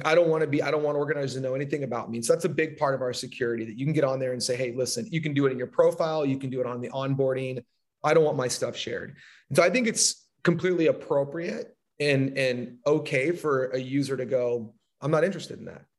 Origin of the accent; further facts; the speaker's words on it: Southern California, United States; I'm from Southern California